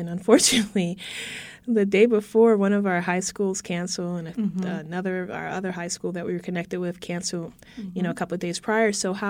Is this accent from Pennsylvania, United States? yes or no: yes; Philadelphia, Pennsylvania, United States; also born or lived in Virgin Islands / New England / New Jersey; I grew up in Philadelphia